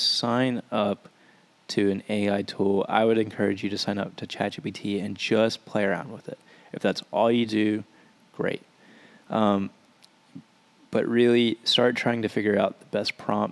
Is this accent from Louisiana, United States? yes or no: yes; Louisiana, United States; I'm from a small town in Louisiana